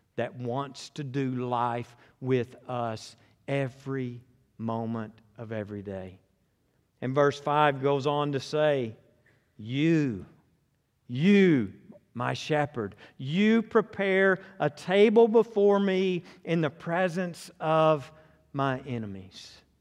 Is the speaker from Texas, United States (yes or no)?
no; Conway, Arkansas, United States; I was born and raised in Conway